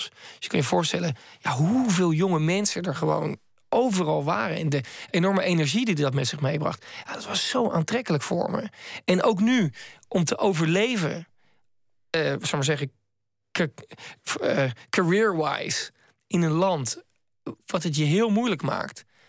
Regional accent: Netherlands; uit Nederland

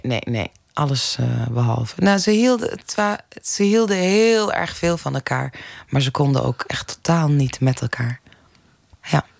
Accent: Zaandam, North Holland, Netherlands; also born or lived in Amsterdam; ik ben in Amsterdam geboren, in Zaandam opgegroeid

